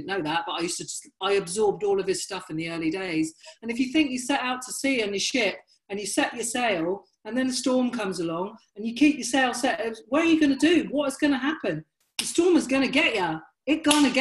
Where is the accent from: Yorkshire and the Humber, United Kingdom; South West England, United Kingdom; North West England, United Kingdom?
South West England, United Kingdom; Dorchester; now in Brighton, United Kingdom; I grew up in Dorset. Dorchester and Dorset is completely white